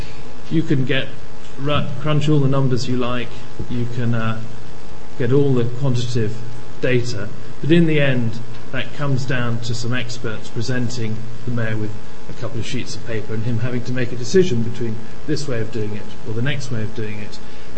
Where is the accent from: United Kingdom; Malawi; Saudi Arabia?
Malawi; also born or lived in Tanzania / Uganda; My background was growing up in Malawi and Tanzania, Uganda, various other places in Africa.